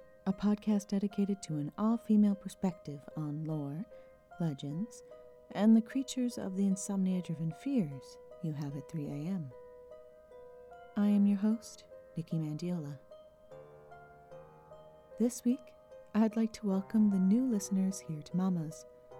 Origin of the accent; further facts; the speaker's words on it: New England, United States; moved away; I'm originally from New England